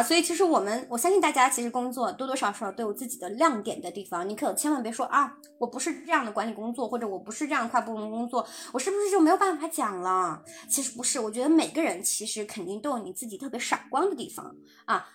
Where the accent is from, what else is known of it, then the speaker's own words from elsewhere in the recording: China; 我们中国人讲，讲话习惯真的，我很喜欢讲啊，我负责什么什么